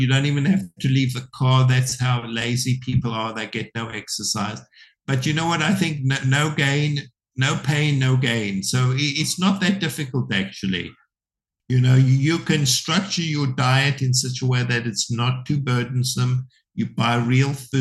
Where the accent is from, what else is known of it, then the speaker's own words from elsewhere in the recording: South Africa; moved away; when I was brought up in South Africa, the TV was considered the devil's box.